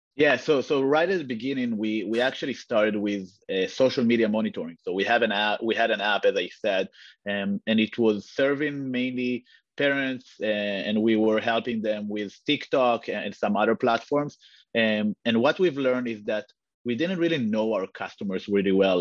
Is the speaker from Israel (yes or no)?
yes; Israel; moved away as an adult; now in United States; I'm I'm originally from from Israel, moved to the US uh, a few years ago